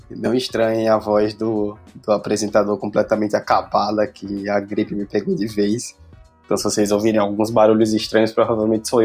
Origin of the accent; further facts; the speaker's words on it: Northeast Region, Brazil; Nós, como nordestinos, precisamos falar sempre do futebol da nossa região.